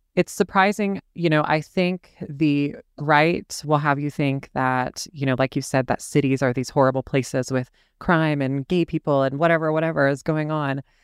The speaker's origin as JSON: {"language": "English", "region": "the South", "country": "United States", "tie": "born or raised there", "said": "I'm born and raised in the South, and I've never actually in my life lived anywhere else"}